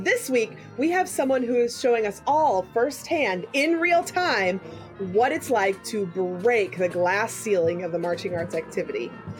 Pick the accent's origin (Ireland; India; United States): United States; Missouri; we have an amazing color guard director from my home state of Missouri.